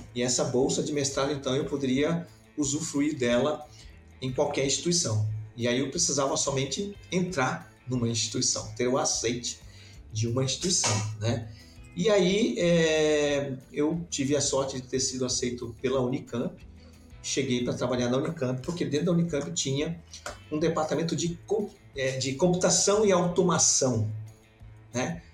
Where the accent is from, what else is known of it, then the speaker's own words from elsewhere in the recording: Belém, Pará, Brazil; moved away as an adult; also born or lived in São Paulo / England; now in Santa Catarina, Brazil; Eu sou natural de, de Belém do Pará